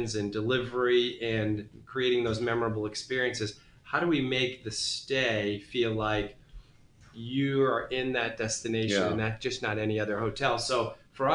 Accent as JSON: {"language": "English", "town": "Boston", "region": "Massachusetts", "country": "United States", "tie": "born or raised there", "said": "I grew up in New England. Boston's sort of my hometown."}